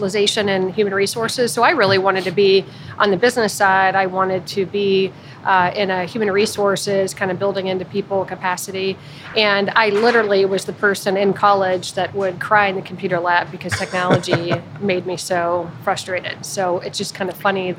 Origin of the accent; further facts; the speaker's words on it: Youngstown, Ohio, United States; also born or lived in Columbus, Ohio; now in Cincinnati, United States; I grew up in Youngstown, Northeast Ohio